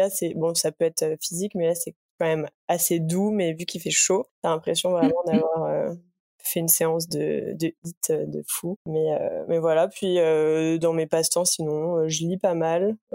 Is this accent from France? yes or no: yes; near Paris, Île-de-France, France; moved away as an adult; now in Montreal, Canada; comme tu l'as dit, j'ai 25 ans, euh, je viens d'Île-de-France à la base, à côté